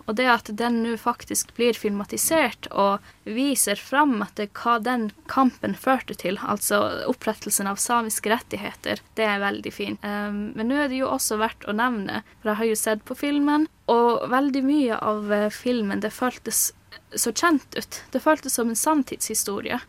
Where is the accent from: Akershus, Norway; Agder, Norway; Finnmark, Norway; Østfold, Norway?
Finnmark, Norway; Kautokeino and Karasjok; moved away as an adult; now in Oslo, Norway; Jeg er fra Kautokeino og Karasjok